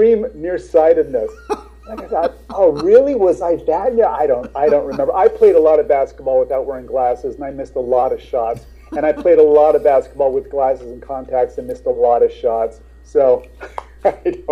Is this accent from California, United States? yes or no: no; Seattle, Washington, United States; now in Los Angeles, United States; I was raised in Seattle